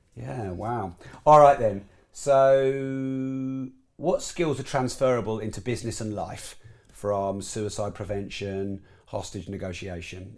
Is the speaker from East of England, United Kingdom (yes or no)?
yes; Peterborough, East of England, United Kingdom; I was raised in Peterborough